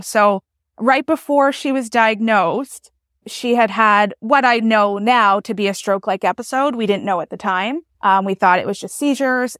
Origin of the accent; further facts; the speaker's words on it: New Brunswick, Canada; I'm from New Brunswick, Canada